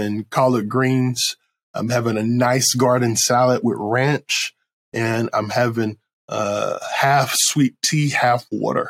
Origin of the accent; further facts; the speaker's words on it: Creedmoor, North Carolina, United States; now in Jacksonville, United States; I'm from God Country, Creedmoor, North Carolina.